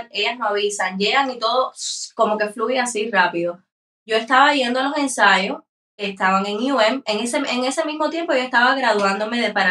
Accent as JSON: {"language": "Spanish", "town": "San Antonio de los Baños", "region": "Artemisa", "country": "Cuba", "said": "Nosotros somos de San Antonio de los Baños, un pueblo en Habana Campo."}